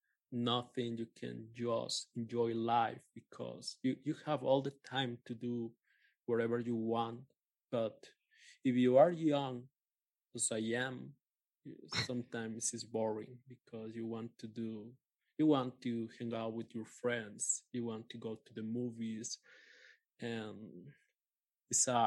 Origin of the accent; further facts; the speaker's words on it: Coatepec, Veracruz, Mexico; English is a second language; moved away as an adult; now in Mexico City, Mexico; I was born here in Mexico City, but when I was 8 years old, I moved with my family to Coatepec, and then I came back to Mexico City around 6 years ago